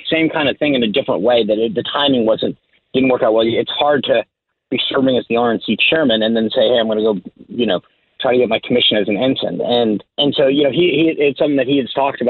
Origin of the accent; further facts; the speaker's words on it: Rhode Island, United States; I grew up in Rhode Island